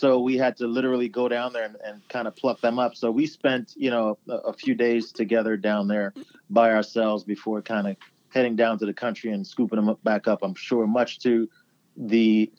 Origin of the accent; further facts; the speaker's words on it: Wolverhampton, West Midlands, United Kingdom; born there; I was born in England, in Wolverhampton, England.